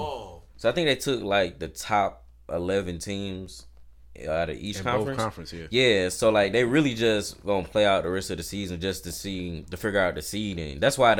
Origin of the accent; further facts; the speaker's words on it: Atlanta, Georgia, United States; also born or lived in Bethesda, Maryland; I was born in Bethesda, Maryland, but I came back to Atlanta when I was 3. Like, I don't have family in Maryland. Like, all my family's in Atlanta.